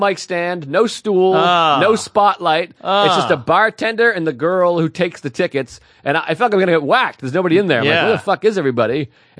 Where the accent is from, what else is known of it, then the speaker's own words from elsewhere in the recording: Hanson, Massachusetts, United States; moved away; It's in my hometown. I went to a regional high school, Whitman Hanson High School.